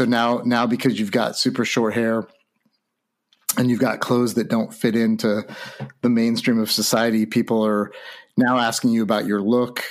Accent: Santa Rosa, California, United States; growing up in Santa Rosa

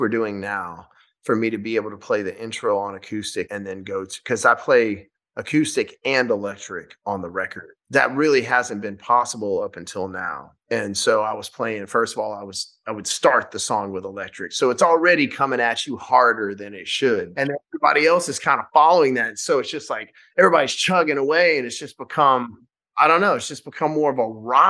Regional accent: Shreveport, Louisiana, United States; we filmed the first night of the tour in my hometown of Louisiana in Shreveport.

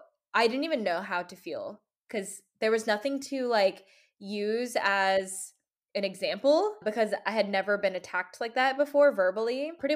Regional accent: United States; I'm from America

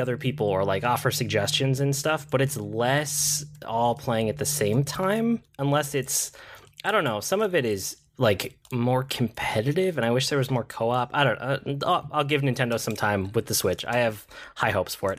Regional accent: Minnesota, United States; I'm from Minnesota, Target's a Minnesota company

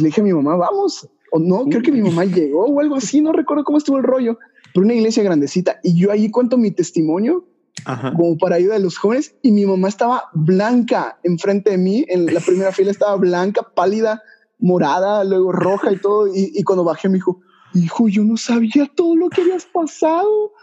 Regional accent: Yucatán, Mexico; soy de Yucatán, yucateco

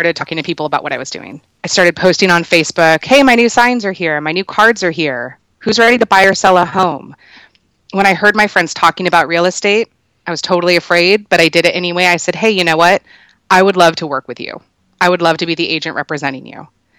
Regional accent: Culver City, California, United States; now in Vista, United States; I'm originally from Los Angeles, from Culver City, California. Now I live down in North County, San Diego, in Vista.

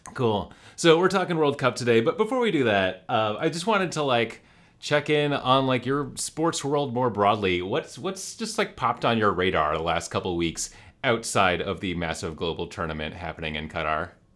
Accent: New York, United States; growing up in New York and going to a lot of Rangers games.

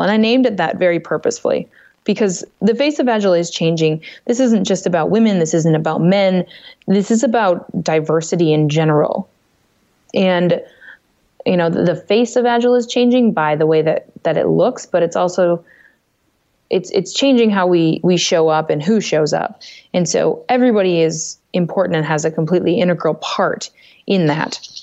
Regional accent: Minnesota, United States; my home state of Minnesota

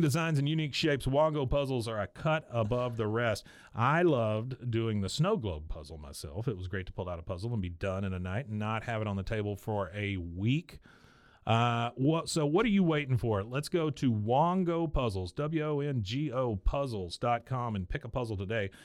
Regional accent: Taipei, Taiwan; I was born in Taiwan, Taipei, Taiwan

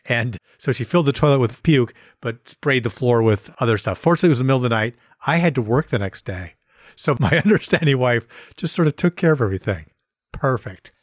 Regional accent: Wisconsin, United States; we're from Wisconsin

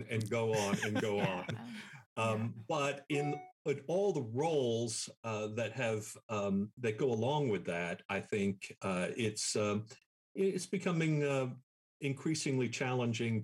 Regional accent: New York City, New York, United States; moved away as an adult; also born or lived in Miami, Florida / Mobile, Alabama / Texas; now in Dallas, United States; growing up in New York because it was a very religiously diverse environment

